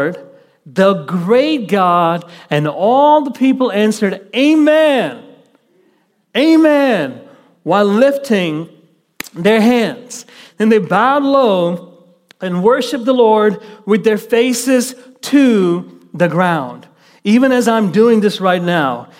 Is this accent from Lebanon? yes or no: no; Kuwait; moved away; I was raised in the Middle East in the country of Kuwait